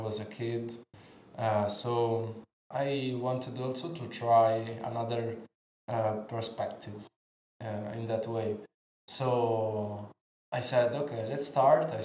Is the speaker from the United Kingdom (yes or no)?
no; near Pescara, Abruzzo, Italy; I'm from Italy, actually near Pescara, that is in Abruzzo.